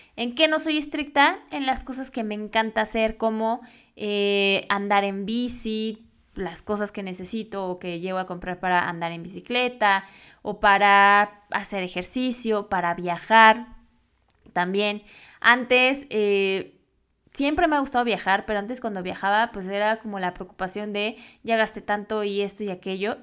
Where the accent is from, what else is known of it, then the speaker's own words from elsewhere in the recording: Mexico; yo estoy actualmente en México